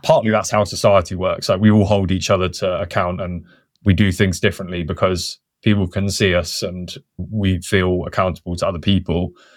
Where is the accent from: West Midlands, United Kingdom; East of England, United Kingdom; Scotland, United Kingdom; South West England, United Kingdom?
South West England, United Kingdom; Wiltshire; I grew up on the Chalk Downlands in, in Wiltshire